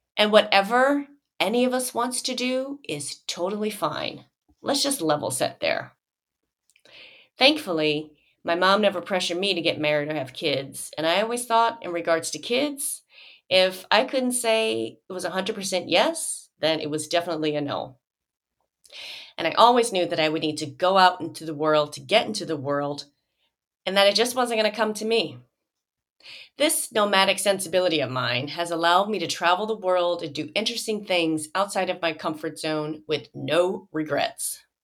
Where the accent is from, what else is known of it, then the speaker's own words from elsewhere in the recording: Joliet, Illinois, United States; moved away; my hometown of Joliet, Illinois